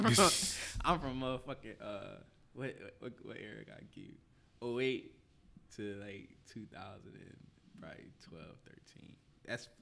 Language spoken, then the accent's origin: English; Philadelphia, Pennsylvania, United States; I'm from North, bro. I'm from North. I ain't never lived nowhere else in the city except North. Ever. So I'm 25.